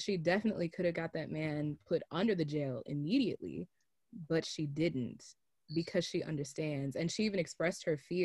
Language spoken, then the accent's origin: English; United States; we grew up in America